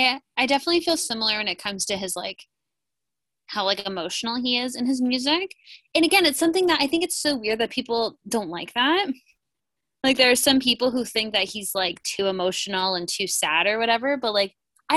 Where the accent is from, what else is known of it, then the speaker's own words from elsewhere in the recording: Ontario, Canada; also born or lived in Toronto; Well, as you know, I am a Canadian from Ontario, and I lived in Toronto for a long time, which is obviously where Drake's from.